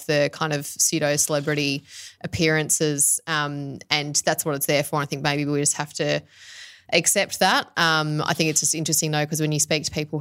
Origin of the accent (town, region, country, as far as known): Australia